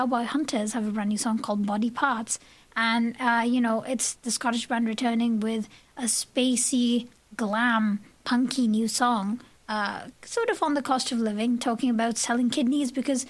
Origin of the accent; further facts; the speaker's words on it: Chennai, Tamil Nadu, India; moved away; Chennai in India, south of India, my hometown actually